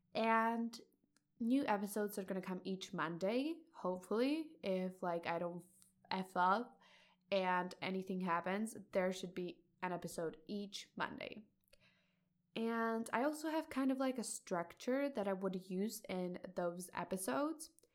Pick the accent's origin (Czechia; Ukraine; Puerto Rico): Czechia; I'm a high school student, and I'm from Czech Republic